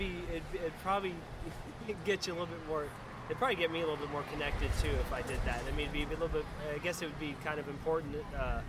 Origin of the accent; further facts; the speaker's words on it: Florida, United States; also born or lived in Sarasota, Florida / Gainesville, Florida; growing up in Florida